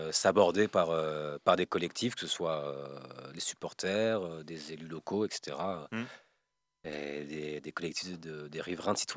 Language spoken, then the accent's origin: French; West of France, France; C'est, euh, je suis de l'Ouest, hein, moi je connais plus trop cette région.